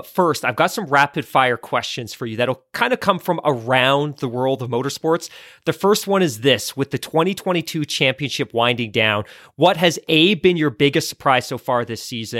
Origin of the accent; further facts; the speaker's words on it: Canada; so do I, but that's because I'm Canadian.